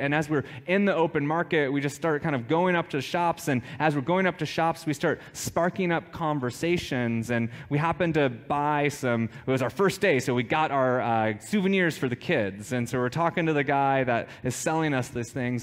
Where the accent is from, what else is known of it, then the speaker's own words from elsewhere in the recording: United States; we are quite American